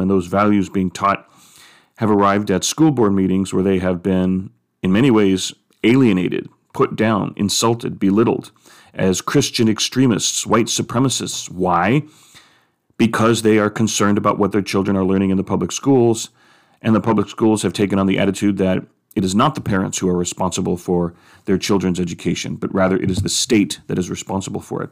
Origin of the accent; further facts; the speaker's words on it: United States; as American Catholics, as Catholics in the United States